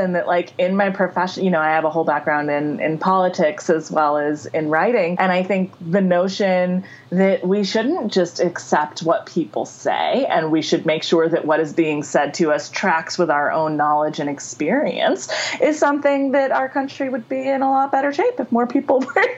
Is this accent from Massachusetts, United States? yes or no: no; Montclair, New Jersey, United States; I grew up in Montclair, New Jersey, which is a phenomenally liberal and diverse town